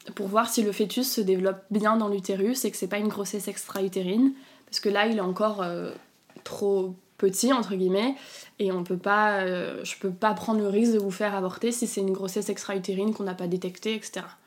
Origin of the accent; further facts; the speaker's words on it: south of France, France; now in Paris, France; moi je suis originaire du sud de la France, donc mes parents et tout étaient, étaient, chez moi dans le sud